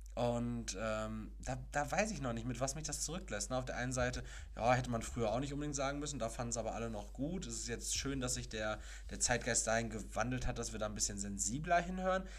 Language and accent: German; Castrop-Rauxel, North Rhine-Westphalia, Germany; Aus meiner Heimatstadt, Kastrop-Rauxel